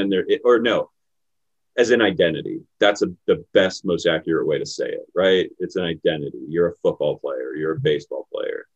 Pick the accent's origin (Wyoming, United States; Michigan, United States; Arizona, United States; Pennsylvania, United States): Pennsylvania, United States; Pittsburgh; I grew up in Pittsburgh. I grew up in Pittsburgh in the city